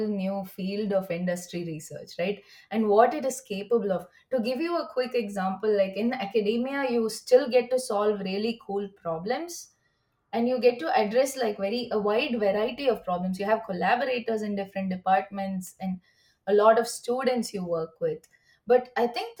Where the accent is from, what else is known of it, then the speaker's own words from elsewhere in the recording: India; moved away as an adult; also born or lived in University of Washington, Seattle, United States; now in United States; I come from India